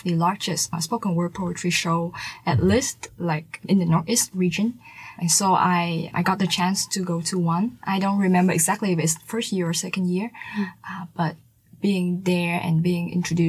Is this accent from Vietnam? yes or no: yes; Ho Chi Minh City, Vietnam; also born or lived in United States; I spent most of my time here in the city. Mm-hmm. I was born in a smaller province, Kinlu, a part of Kinyang, which is like a province. But then my family moved here when I was in grade 4.